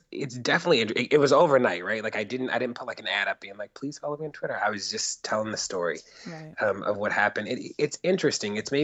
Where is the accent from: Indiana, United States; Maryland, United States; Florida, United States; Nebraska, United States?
Maryland, United States; Baltimore; moved away as an adult; also born or lived in Catonsville, Maryland / Minneapolis, Minnesota / St. Louis, Missouri / New York City; I'm from Baltimore. Baltimore is like home